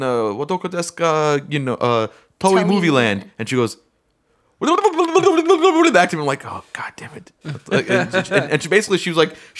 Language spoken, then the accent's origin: English; United States; we all speak English. We're all Americans